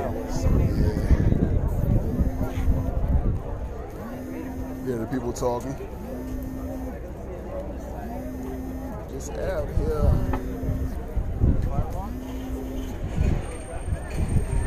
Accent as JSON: {"language": "English", "town": "Buffalo", "region": "New York", "country": "United States", "tie": "born or raised there", "said": "I'm from Buffalo."}